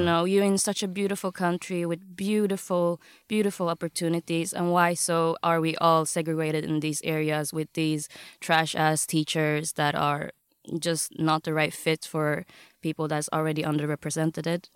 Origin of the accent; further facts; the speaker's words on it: Gothenburg, Västra Götaland, Sweden; also born or lived in Vietnam (ancestry); I'm born and raised, um, in Gothenburg, Sweden